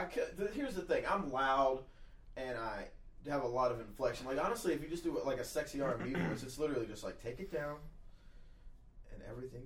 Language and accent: English; the South, United States; I am a man from the South.